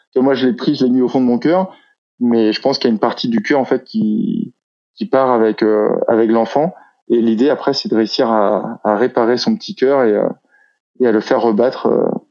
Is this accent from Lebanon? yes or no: no; Brittany, France; je suis breton